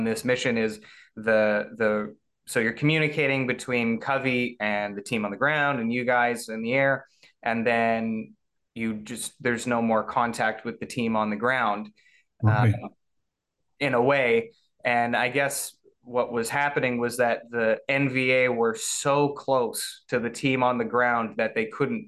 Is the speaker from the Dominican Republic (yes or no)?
no; Canada; I'm a Canadian